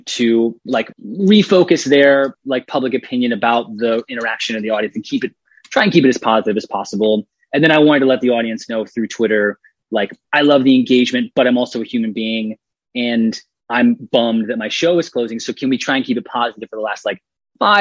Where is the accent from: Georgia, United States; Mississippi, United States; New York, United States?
Georgia, United States; Atlanta; I was raised in Atlanta in a very polite, you know, mannered family.